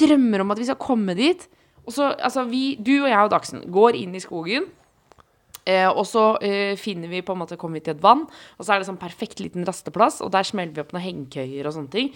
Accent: Oslo, Norway; Jeg var hjemme på Ellingsråsen, mm. Eh, østkanten i Oslo

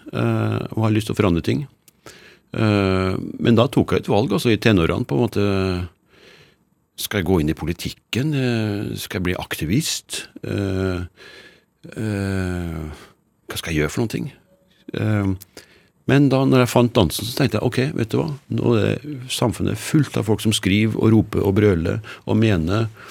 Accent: Trøndelag, Norway; Jeg har jo vokst opp eh, som nordmann

